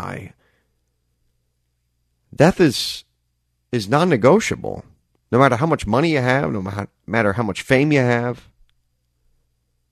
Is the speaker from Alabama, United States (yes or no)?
no; Des Moines, Iowa, United States; I'm from Des Moines